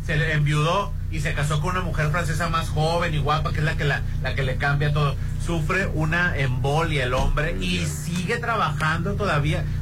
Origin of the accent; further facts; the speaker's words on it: Mexico; como somos mexicanos